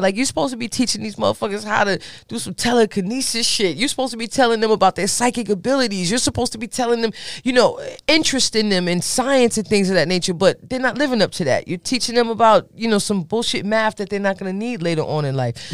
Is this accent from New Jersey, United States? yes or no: yes; Bergen County, New Jersey, United States; I'm a girl from Bergen County, New Jersey